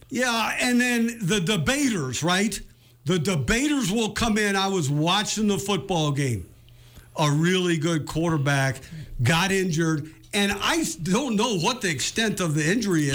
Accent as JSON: {"language": "English", "region": "West Coast", "country": "United States", "tie": "born or raised there", "said": "I grew up on in the West Coast"}